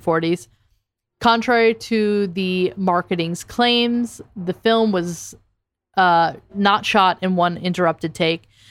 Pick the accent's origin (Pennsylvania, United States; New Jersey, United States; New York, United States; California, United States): New Jersey, United States; I'm from Jersey.